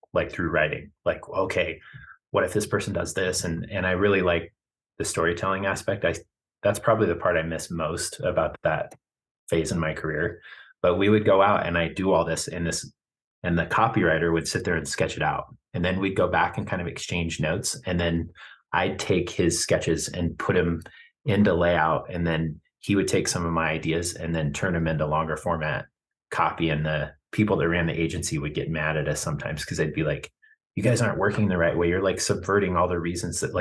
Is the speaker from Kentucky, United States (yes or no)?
no; Kearney, Nebraska, United States; moved away as an adult; now in Fort Collins, United States; born in Kearney and raised in Kearney. So like I was in my hometown going to school